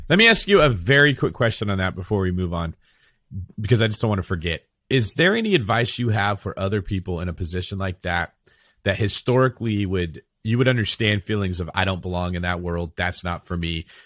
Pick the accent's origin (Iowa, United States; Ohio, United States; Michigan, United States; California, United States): California, United States